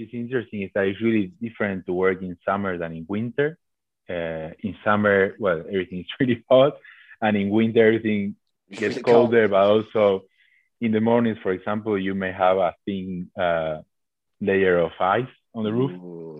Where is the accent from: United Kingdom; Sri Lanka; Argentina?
Argentina; moved away as an adult; So I came from Argentina being in charge of buildings, basically, to do what I was telling people to do.